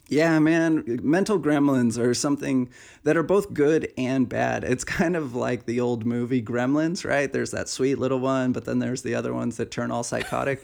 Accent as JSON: {"language": "English", "region": "Pacific Northwest", "country": "United States", "tie": "born or raised there", "moved": "yes", "said": "back in the Pacific Northwest, back to my hometown"}